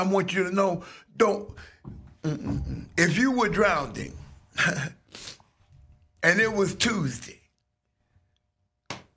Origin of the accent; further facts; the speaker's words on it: Atlanta, Georgia, United States; I'm from Atlanta and I got started at this radio station in high school in 1975